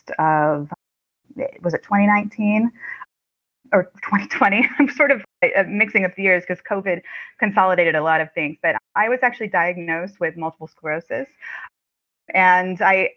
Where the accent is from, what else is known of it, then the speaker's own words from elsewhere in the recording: Ohio, United States; that is where I'm from. I'm from Ohio.